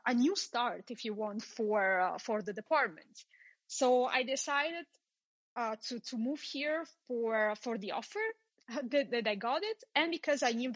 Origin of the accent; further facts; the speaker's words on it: Trieste, Friuli-Venezia Giulia, Italy; moved away as an adult; now in Vilnius, Lithuania; I'm from Italy, from the beautiful city of Trieste.